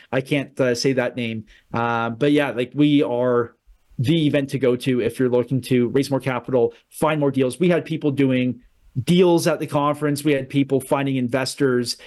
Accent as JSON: {"language": "English", "country": "Canada", "said": "as a Canadian"}